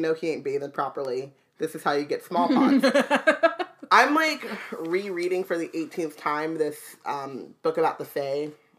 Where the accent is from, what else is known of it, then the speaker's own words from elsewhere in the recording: Southern California, United States; I grew up in Southern California